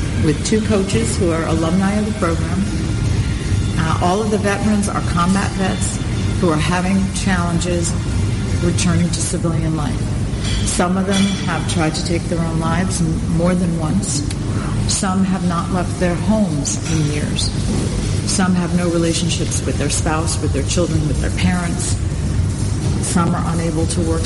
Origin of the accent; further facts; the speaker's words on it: United States; I'm an American